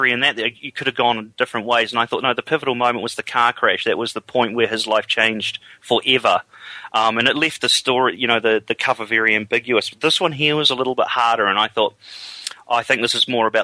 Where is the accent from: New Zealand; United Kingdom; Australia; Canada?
New Zealand